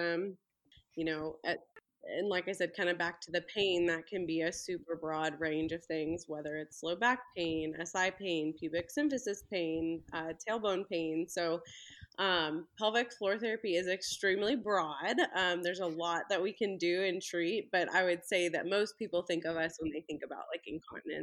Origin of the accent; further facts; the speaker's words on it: Belleville, Illinois, United States; now in Ozark, United States; I'm actually originally from Belleville, Illinois, right by St. Louis.